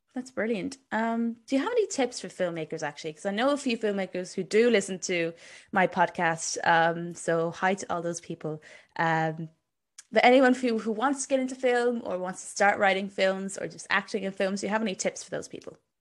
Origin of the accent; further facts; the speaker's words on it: Cork, Munster, Ireland; I was born in Cork myself.